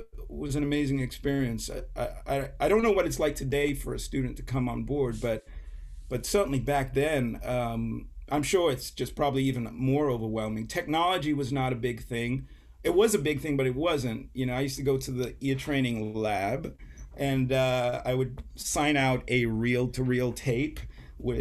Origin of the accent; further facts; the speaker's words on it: St. Kitts & Nevis; moved away as an adult; also born or lived in England; now in United States; I was born in England, but I grew up in a small island called St. Kitts